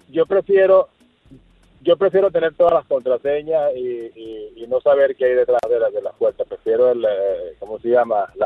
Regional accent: Venezuela; Sí, sí, claro, soy de Venezuela de pura fe.

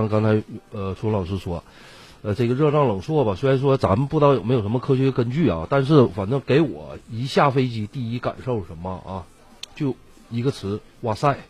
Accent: Northeast China, China; 这个傣味啊，呃，也非常符合我们东北的口味。

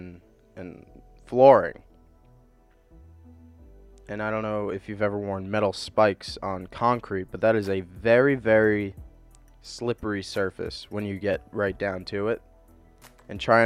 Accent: New York, United States; I live in New York. I'm from New York, born and raised a Mets fan

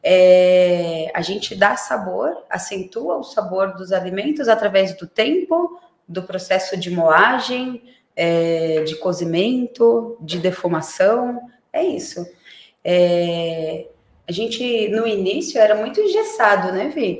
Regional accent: Santos, São Paulo, Brazil; now in São Roque, Brazil; eu sou Santista

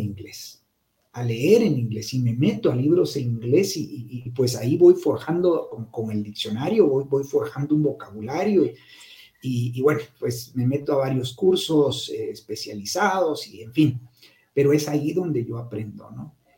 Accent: Guatemala; yo salí del Liceo Guatemala

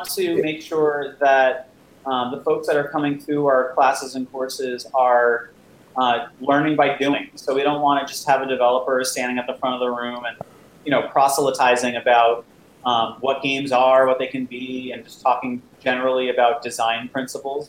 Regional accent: New Jersey, United States; moved away as an adult; now in New York City, United States; I'm from this area originally. I grew up in New Jersey. Uh, moved to New York when I was uh, going to college at NYU uh, for undergrad

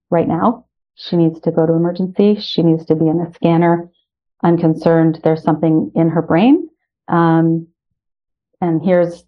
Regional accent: Ottawa, Ontario, Canada; moved away as an adult; now in Toronto, Canada; I'm originally from Ottawa

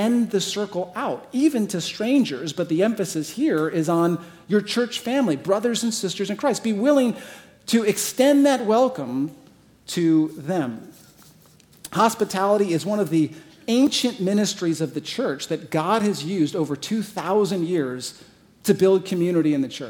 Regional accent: Arizona, United States; moved away as an adult; also born or lived in San Diego / Michigan; now in Scottsdale, United States; I'm originally from Arizona

